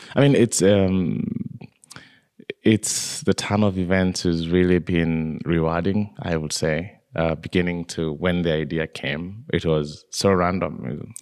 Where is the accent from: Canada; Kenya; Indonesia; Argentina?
Kenya; I was born in Kenya, in a, in a small village just below the slopes of Mount Kenya